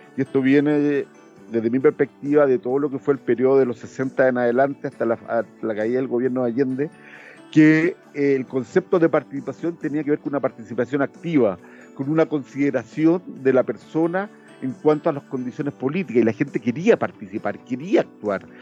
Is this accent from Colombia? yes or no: no; Chile; now in France; Francia es un país maravilloso, es mi segunda patria, pero Chile siempre uno lo lleva en el corazón y allá yo soy un representante de Chile en Europa